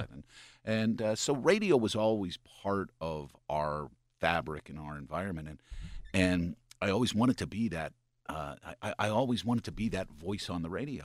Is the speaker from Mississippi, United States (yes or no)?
no; Lebanon, Pennsylvania, United States; I was born in Lebanon, Pennsylvania, about thirty miles east of Harrisburg